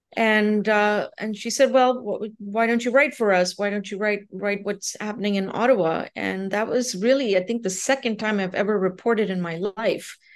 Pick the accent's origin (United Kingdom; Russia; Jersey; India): India; moved away as an adult; also born or lived in Nova Scotia, Canada / Ontario, Canada; now in Canada; I'm originally from India. Um, I, but I, um, came to Canada when I was uh, eighteen years old